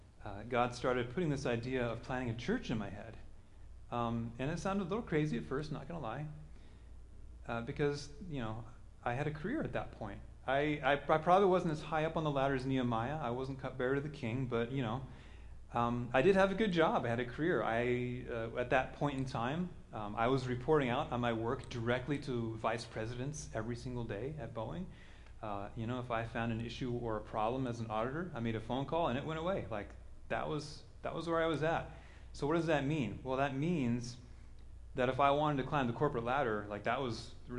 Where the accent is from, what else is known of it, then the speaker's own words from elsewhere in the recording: Kansas, United States; also born or lived in Denver; now in Seattle, United States; I'm from Kansas